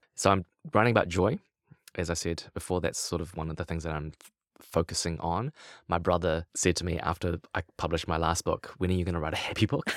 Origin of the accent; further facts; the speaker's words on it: Lower Hutt, Wellington, New Zealand; I grew up in Lower Hutt, uh, just outside of Wellington